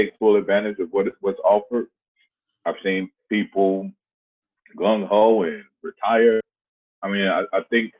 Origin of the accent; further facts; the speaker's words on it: Chicago, Illinois, United States; moved away as an adult; also born or lived in Leesville, Louisiana; I'm from Chicago and I'm in Leesville, Louisiana.